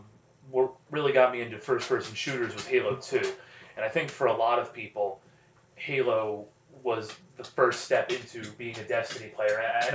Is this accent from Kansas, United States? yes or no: no; North Central New Jersey, United States; I've grown up in this area of New Jersey my whole life.